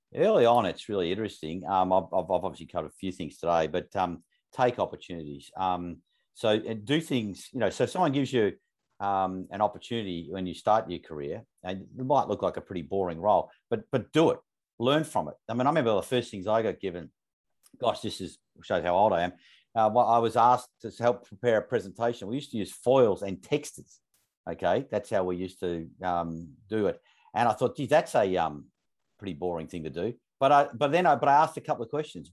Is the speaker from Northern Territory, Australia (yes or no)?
no; Melbourne, Victoria, Australia; I grew up, that's where I grew up in Northern Suburbs of Melbourne